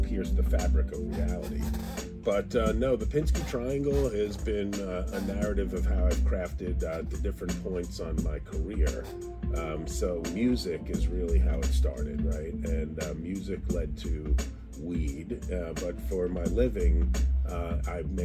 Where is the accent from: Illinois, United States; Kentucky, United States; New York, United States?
New York, United States; born or raised there; moved away as an adult; also born or lived in Mountain Lakes, New Jersey; now in Los Angeles, United States